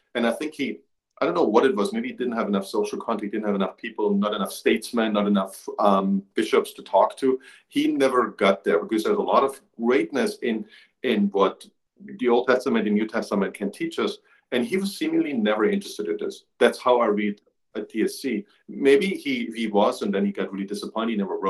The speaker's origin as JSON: {"language": "English", "country": "Germany", "tie": "born or raised there", "said": "I grew up in Germany."}